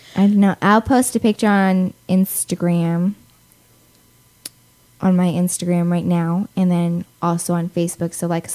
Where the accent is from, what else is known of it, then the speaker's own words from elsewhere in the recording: Hawaii, United States; I'm Hawaiian, so, like, I have, like, all that Islander stuff.